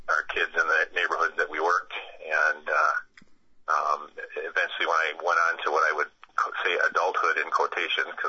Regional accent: Madison, Wisconsin, United States; I'm a lifelong Wisconsinite, um, uh, essentially born and raised in the Madison area.

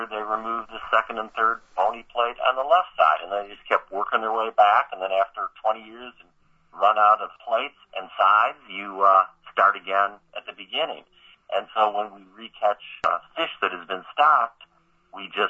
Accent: Chicago, Illinois, United States; I was born and raised in the Chicago area.

